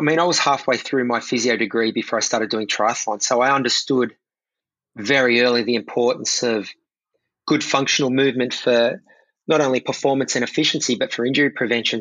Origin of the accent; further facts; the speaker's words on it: Sydney, New South Wales, Australia; watching the Sydney Olympics in my hometown